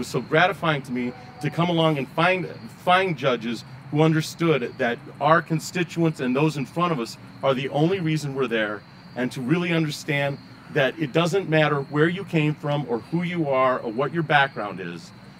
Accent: Arizona, United States; also born or lived in Colorado; I come from West Arizona and Colorado. I was taught to run away from the police, not run to the police.

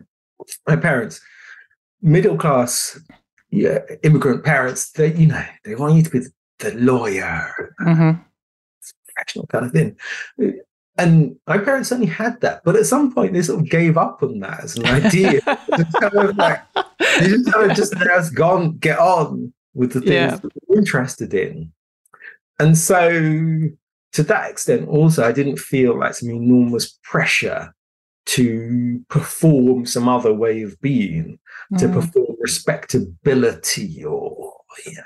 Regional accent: London, United Kingdom; also born or lived in Ghana; I grew up in London, but I wanted to stay in London

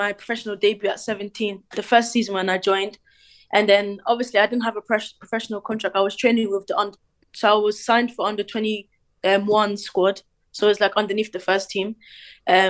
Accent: Cork, Munster, Ireland; I was born in Ireland in Cork

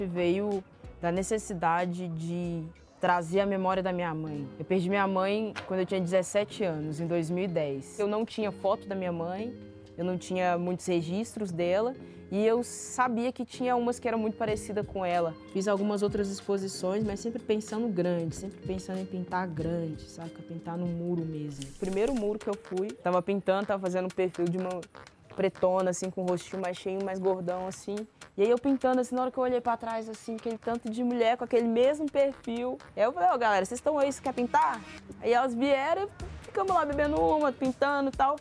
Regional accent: Belo Horizonte, Minas Gerais, Brazil; sou nascido e criado no Alto Veracruz

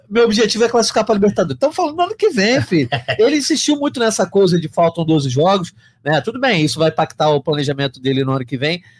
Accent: Rio de Janeiro, Brazil; o Rio de Janeiro, a gente, nós três somos cariocas aqui

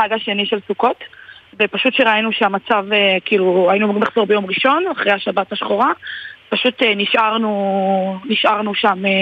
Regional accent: Givolim, Southern District, Israel; אני ממושב גבעולים, זה ליד נתיבות.

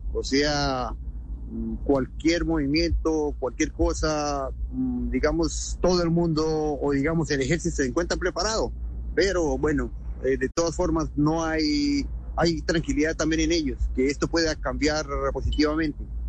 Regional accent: Colombia; now in Ukraine; siendo colombiano de pura raza.

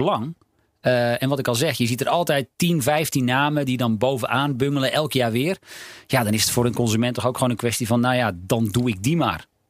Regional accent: North Holland, Netherlands; Ik ben opgegroeid in Noord-Holland

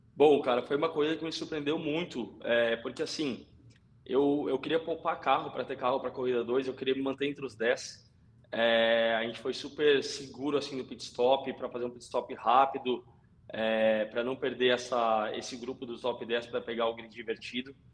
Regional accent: Novo Hamburgo, Rio Grande do Sul, Brazil; eu sou gaúcho, eu sou de Novo Hamburgo, é, meus primeiros passos do kartismo foram em Tarumã

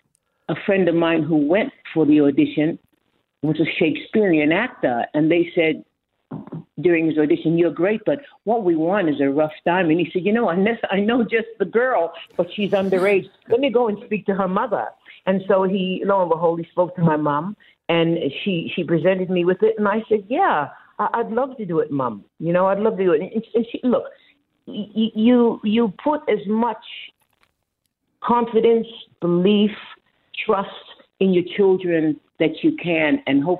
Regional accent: Boston, Massachusetts, United States; now in Australia; I was brought up in Boston

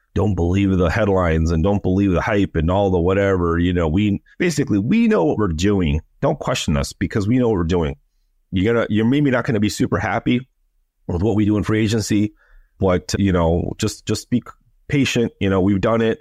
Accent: Los Angeles, California, United States; moved away; I'm also an American, and I grew up in L

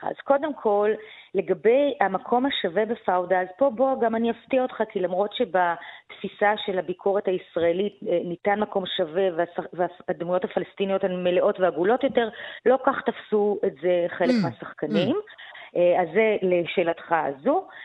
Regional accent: Tel Aviv, Tel Aviv District, Israel; אני האשכנזיה מתל

